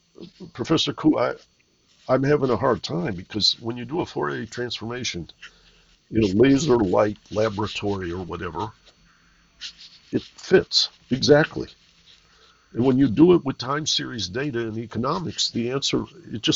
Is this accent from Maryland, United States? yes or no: no; Detroit, Michigan, United States; growing up in Detroit